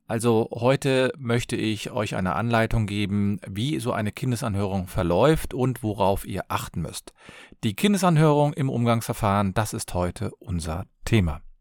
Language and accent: German; Cologne, North Rhine-Westphalia, Germany; ich komme aus Köln